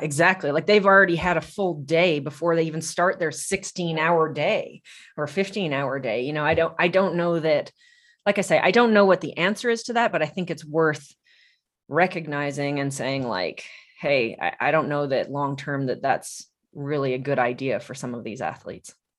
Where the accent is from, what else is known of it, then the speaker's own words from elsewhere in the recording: Tucson, Arizona, United States; I'm from Tucson